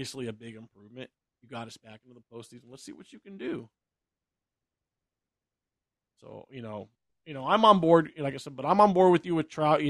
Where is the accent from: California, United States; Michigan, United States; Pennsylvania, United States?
California, United States; Hanford; my hometown of Hanford